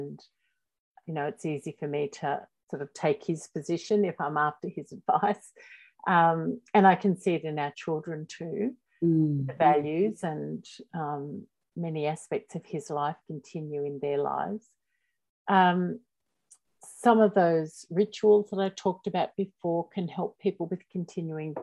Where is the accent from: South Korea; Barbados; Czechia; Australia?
Australia; accent: Australian; I'm in Australia, if you can't already tell by my accent